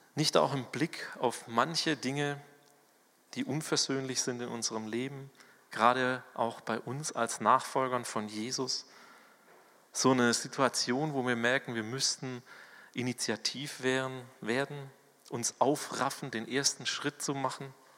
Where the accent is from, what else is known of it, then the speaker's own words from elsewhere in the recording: Swabia, Germany; accent: Swabian; moved away; ich bin ja ein Schwabe. Wenn hier in der Gemeinde irgendjemand Schwäbisch redet oder Dialekt, dann fühle ich mich heimatlich